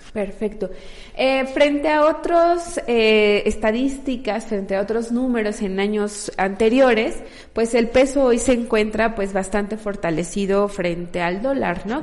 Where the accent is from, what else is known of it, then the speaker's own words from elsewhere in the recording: Mexico; como mexicanas y mexicanos